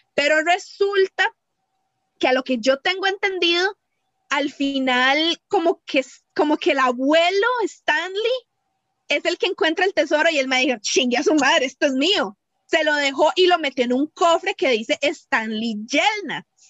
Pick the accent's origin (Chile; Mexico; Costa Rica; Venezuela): Costa Rica; Cartago; yo soy de Cartago